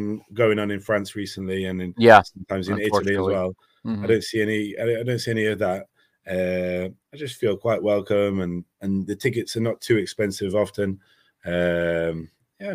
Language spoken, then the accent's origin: English; England, United Kingdom; as an English mm-hmm. person